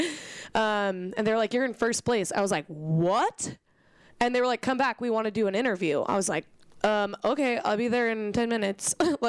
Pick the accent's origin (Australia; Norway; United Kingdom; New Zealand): Norway; Hey, I want to go. I'm from Norway. I've got pride.